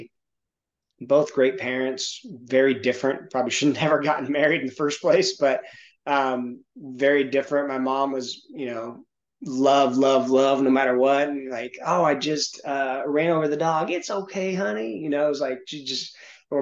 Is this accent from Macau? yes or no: no; Santa Monica, California, United States; now in Knoxville, United States; there was a lot of motivation for me that came from growing up in Santa Monica, in the Hollywood area